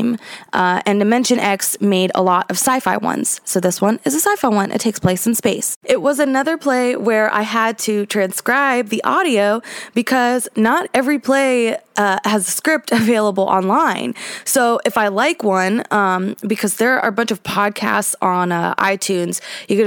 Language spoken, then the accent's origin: English; North Carolina, United States; I'm from North Carolina too